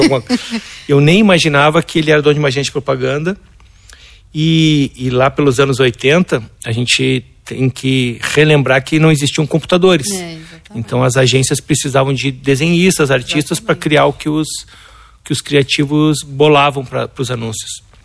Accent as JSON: {"language": "Portuguese", "town": "Porto Alegre", "region": "Rio Grande do Sul", "country": "Brazil", "tie": "born or raised there", "said": "Nasci em Porto Alegre"}